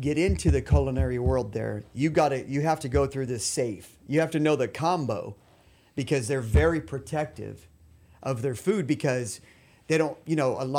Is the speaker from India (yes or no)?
no; Mexico; since I grew up in Mexico, you know, I learned how to read it, write it, speak it. You know, I'm fluent.